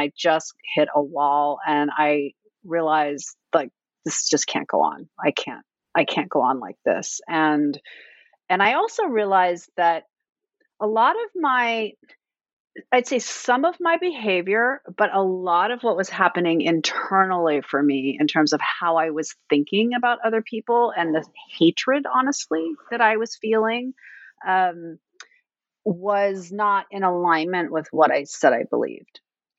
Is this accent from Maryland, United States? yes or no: no; Fairbanks, Alaska, United States; now in Washington, D.C., United States; Well, I live in Washington, D.C., but I was raised in Fairbanks, Alaska, so I'm very, very far away from home.